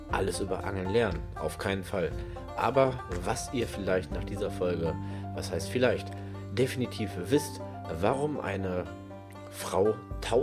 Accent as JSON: {"language": "German", "region": "North Rhine-Westphalia", "country": "Germany", "said": "Aber ich komme aus NRW. In NRW braucht ihr, egal wo, ob es am Forellenhof ist, im Freigewässer"}